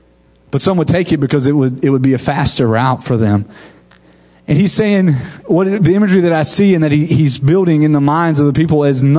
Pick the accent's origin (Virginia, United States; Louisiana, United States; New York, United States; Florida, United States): Florida, United States; Wewahitchka; also born or lived in Waxahachie, Texas; now in Tallahassee, United States; Now, I'm from Wewahitchka, Florida. That's where I grew up.